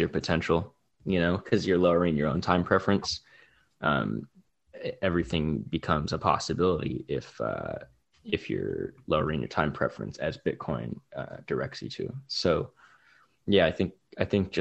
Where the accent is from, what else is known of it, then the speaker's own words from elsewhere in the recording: California, United States; growing up in California